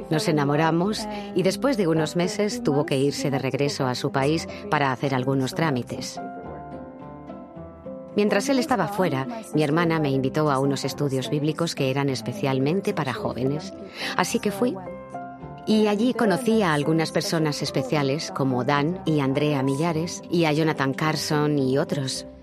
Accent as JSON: {"language": "Spanish", "town": "Malmö", "region": "Skåne", "country": "Sweden", "tie": "born there", "said": "mis padres son de Chile, se unieron en Suecia y luego llegué yo, que nací en Malmo."}